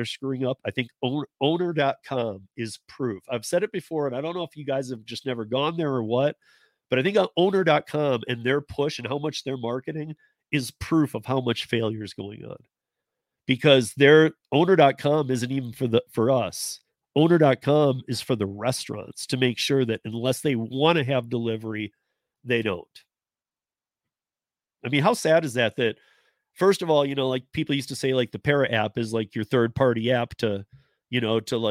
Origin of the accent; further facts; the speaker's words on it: Michigan, United States; moved away; I'm from Michigan originally